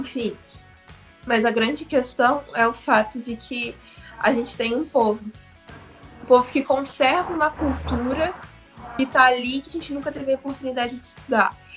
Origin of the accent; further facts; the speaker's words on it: Brazil; eu, como brasileira